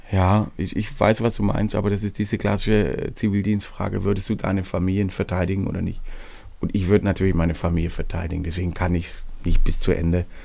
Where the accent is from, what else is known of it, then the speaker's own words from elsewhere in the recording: Baden-Württemberg, Germany; Und diese Region, wo ich herkomme, nennt sich hohelohe kreis